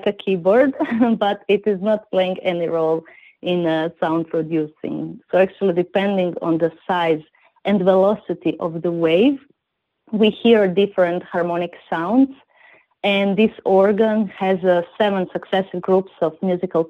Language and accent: English; Zadar, Zadar County, Croatia; I come from Zadar, Croatia